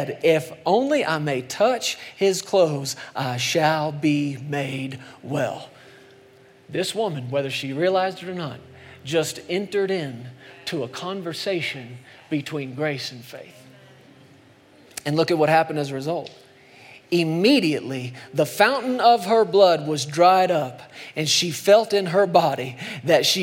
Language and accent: English; Texas, United States; moved away; I grew up in Texas for a long time as a kid